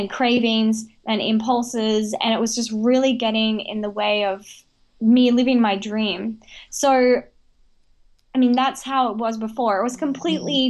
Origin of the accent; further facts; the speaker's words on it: Australia; also born or lived in Brisbane; I was born and raised in Australia, and I was actually raised with the Indigenous people in Outback Australia